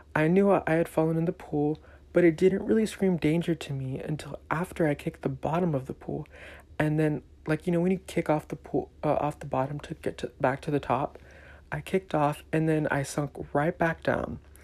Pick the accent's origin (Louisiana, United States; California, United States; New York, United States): California, United States; Elk Grove; also born or lived in Mountain View, California; I was born here in the Bay Area, specifically Mountain View, and I lived here for three years. I then moved to a small town south of Sacramento called Elk Grove. I lived there for another 10 years of my life